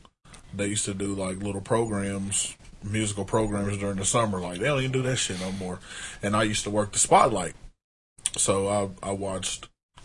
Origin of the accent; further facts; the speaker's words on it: Arkansas, United States; now in Kansas, United States; I'm from Arkansas. I live here.